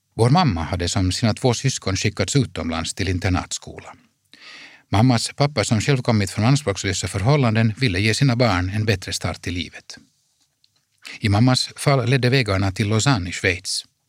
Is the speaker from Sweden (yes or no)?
no; Helsinki, Uusimaa, Finland; I vårt liv hemma i Helsingfors kändes det genom att våra föräldrars importföretagarverksamhet höll på att krascha